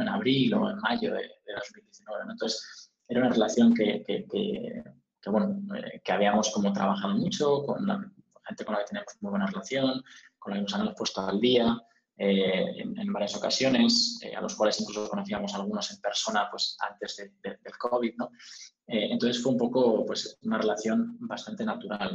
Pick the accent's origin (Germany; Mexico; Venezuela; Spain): Spain; moved away as an adult; also born or lived in United States / United Kingdom; nosotros somos españoles